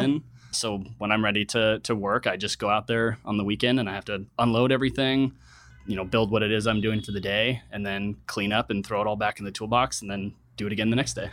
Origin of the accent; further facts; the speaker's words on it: Reno, Nevada, United States; moved away as an adult; also born or lived in San Diego; now in San Francisco, United States; I was born and raised in Reno, Nevada